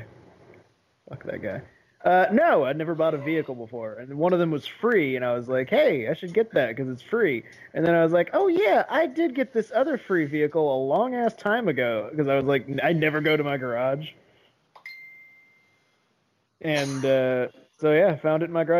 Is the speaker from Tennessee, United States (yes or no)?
yes; Memphis, Tennessee, United States; I am from Memphis.